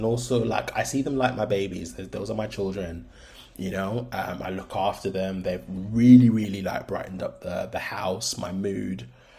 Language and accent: English; London, United Kingdom; born there; now in Birmingham, United Kingdom; I am 30 years old. I live in Birmingham at the moment. I was born in London. I'm of Black Caribbean descent